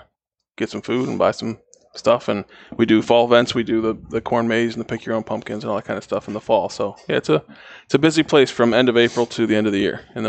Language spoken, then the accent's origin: English; Ohio, United States; moved away; I grew up in Ohio, which is was not a huge barbecue place when I was there.